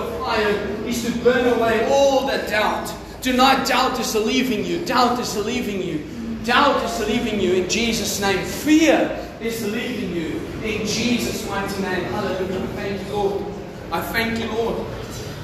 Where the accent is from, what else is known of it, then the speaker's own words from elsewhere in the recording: Mpumalanga, South Africa; English is a second language; also born or lived in Pretoria; now in Durban, South Africa; I grew up in Damas, Mpumalanga, where everybody speaks Afrikaans. Nobody speaks English.